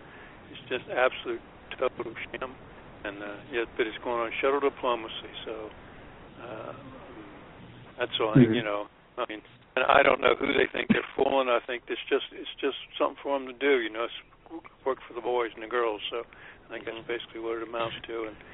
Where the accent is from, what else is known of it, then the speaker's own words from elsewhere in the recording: Washington, United States; You know, I grew up around Washington. I'm a little bit older than you guys, and I would watch the news